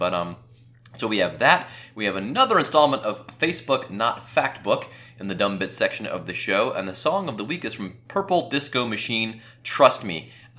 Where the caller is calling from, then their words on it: Cincinnati, Ohio, United States; I am actually from calling you from Cincinnati, Ohio.